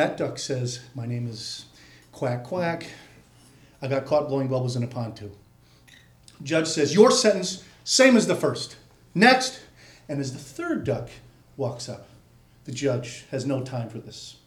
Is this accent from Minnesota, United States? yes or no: yes; St. Paul, Minnesota, United States; moved away as an adult; also born or lived in Los Angeles; I'm from St. Paul. I'm actually fifth generation St. Paul on my mother's side.